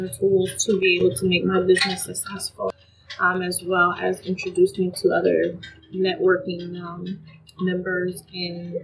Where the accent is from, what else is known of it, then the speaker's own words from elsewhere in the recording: New York, United States; now in Des Moines, United States; I was born and raised in New York, so I'm used to the fast-paced life